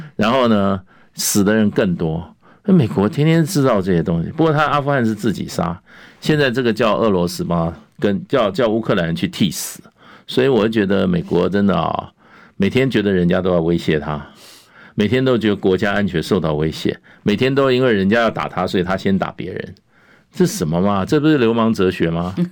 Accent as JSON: {"language": "Chinese", "country": "Taiwan", "tie": "born or raised there", "said": "我们在台湾这个土地上出生长大"}